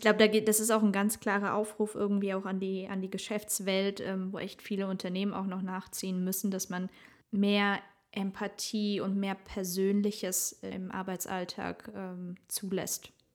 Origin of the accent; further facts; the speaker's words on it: Germany; bei uns in Deutschland